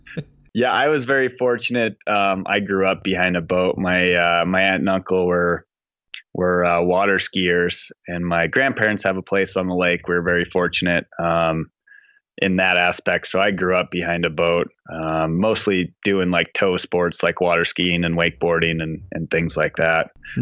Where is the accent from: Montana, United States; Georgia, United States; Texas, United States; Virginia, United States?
Montana, United States; I grew up in Montana, and like I say in my intro, like I grew up not in that, you know, beautiful place that you see in magazines. I grew up on the flat part of Montana, like the plains